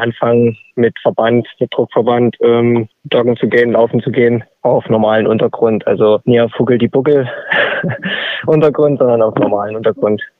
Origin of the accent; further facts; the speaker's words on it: Dresden, Saxony, Germany; als Dresdner